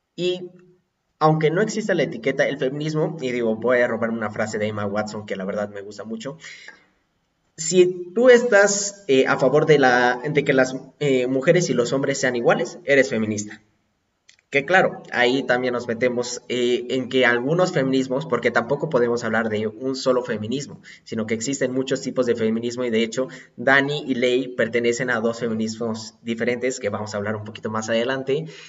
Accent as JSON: {"language": "Spanish", "region": "Puebla", "country": "Mexico", "said": "yo soy poblano"}